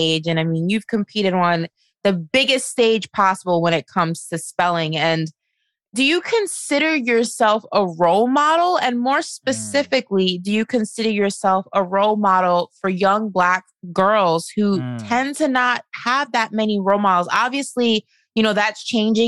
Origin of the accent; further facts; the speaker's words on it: New York, United States; moved away as an adult; now in Florida, United States; I'm from New York